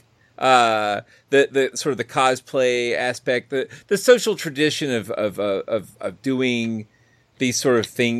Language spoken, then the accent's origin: English; Kennesaw, Georgia, United States; Kennesaw, which is my hometown